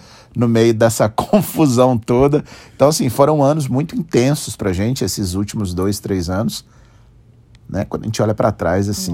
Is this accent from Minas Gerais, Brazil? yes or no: yes; Juiz de Fora, Minas Gerais, Brazil; lá na nossa cidade